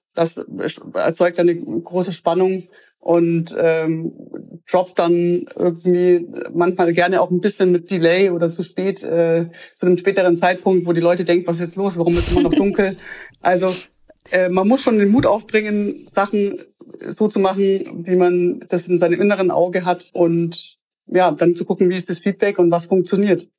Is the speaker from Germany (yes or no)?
yes; Augsburg, Bavaria, Germany; ich komme aus einer Kleinstadt, aus Augsburg